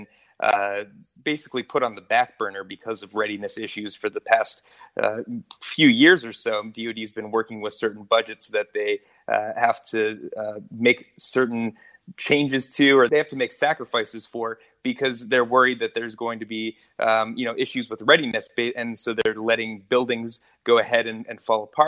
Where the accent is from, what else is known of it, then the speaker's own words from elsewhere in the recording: Frederick, Maryland, United States; from my hometown of Frederick, Maryland